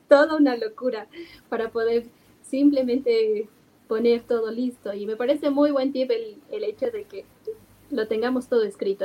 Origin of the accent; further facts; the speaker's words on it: Bolivia; nosotros como bolivianos usualmente eh, tendemos a tener el efectivo